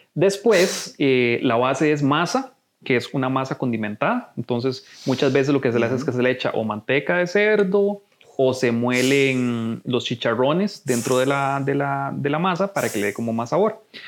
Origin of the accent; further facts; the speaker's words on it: Costa Rica; nos identifica como costarricenses